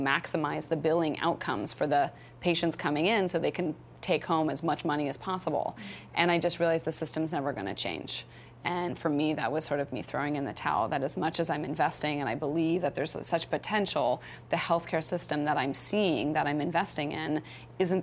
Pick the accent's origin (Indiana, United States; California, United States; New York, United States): California, United States; Stanford; I grew up on Stanford campus